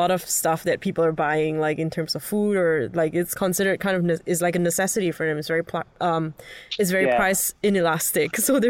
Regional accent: Singapore; now in Hong Kong; As a Singaporean in Hong Kong

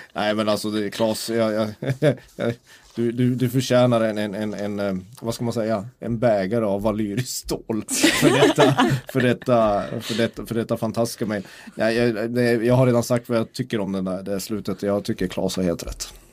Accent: Kiruna, Norrbotten County, Sweden; jag kommer från Kiruna

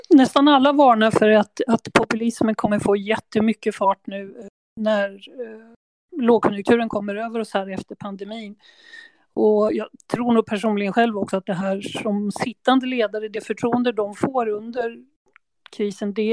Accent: Sweden; Så det tycker jag, det kan man ju fundera på som svensk.

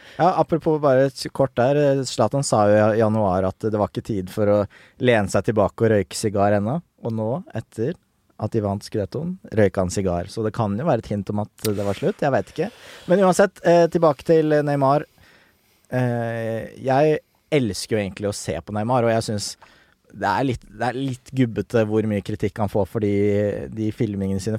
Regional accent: Nesodden, Akershus, Norway; Jeg er fra Nesodden

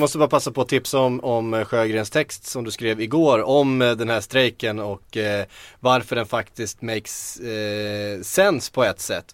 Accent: Västervik, Kalmar County, Sweden; accent: Västervik dialect; min Västerviks dialekt

